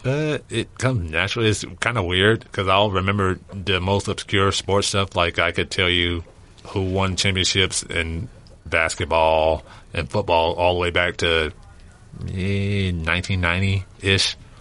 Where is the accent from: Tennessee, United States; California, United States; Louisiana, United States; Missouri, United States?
Louisiana, United States; moved away; I'm originally from Louisiana